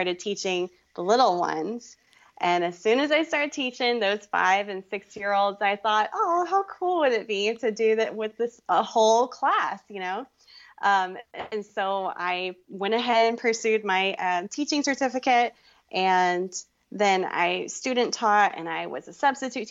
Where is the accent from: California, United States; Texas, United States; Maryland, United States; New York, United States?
Texas, United States; Fort Worth; also born or lived in Boston; I grew up in Fort Worth, Texas